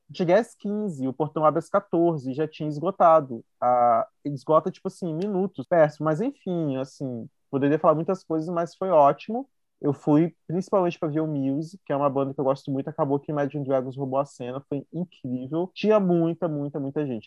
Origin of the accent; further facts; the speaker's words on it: interior of Rio de Janeiro state, Brazil; moved away as an adult; also born or lived in Belo Horizonte; Eu não moro na capital, sou aqui do interior do Rio.